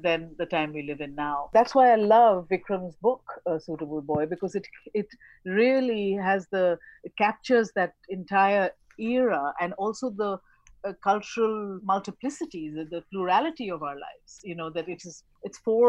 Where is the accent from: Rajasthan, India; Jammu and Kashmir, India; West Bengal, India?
West Bengal, India; Kolkata; I grew up in Calcutta